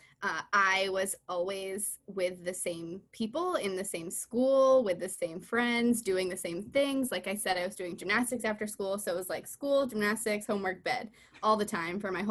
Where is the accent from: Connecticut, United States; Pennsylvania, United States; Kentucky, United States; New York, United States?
Connecticut, United States; Farmington; Yes, I'm from Farmington, Connecticut. I grew up there.